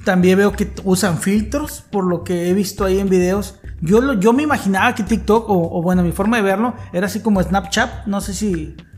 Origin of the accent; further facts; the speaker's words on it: Mexico; como buen mexicano